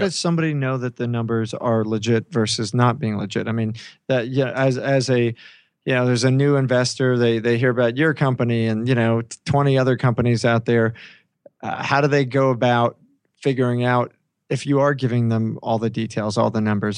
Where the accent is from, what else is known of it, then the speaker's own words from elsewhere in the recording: New York, United States; I'm just a New Yorker